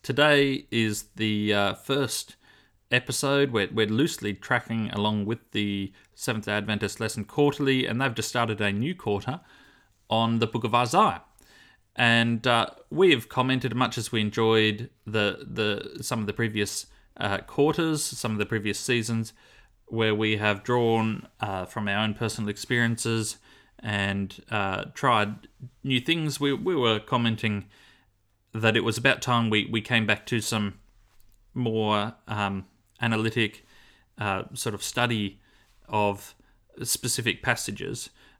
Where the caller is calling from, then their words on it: Launceston, Tasmania, Australia; I'm recording from Launceston, Tasmania.